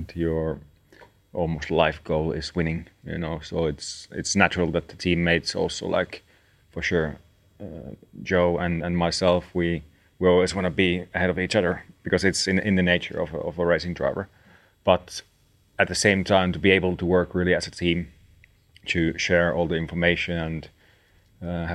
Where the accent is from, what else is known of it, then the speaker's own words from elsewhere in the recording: Nastola, Päijät-Häme, Finland; it's a town called Nastola, which is where I was born and I'm from